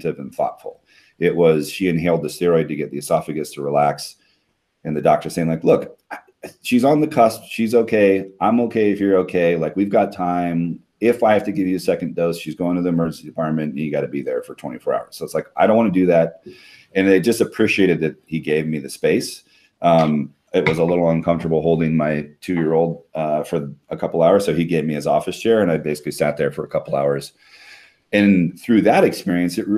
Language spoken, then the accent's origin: English; Hawaii, United States; moved away as an adult; My wife and I are both born and raised in Hawaii